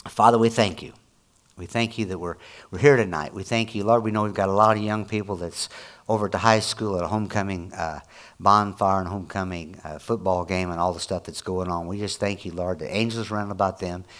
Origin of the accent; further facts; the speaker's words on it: Illinois, United States; I'm from Illinois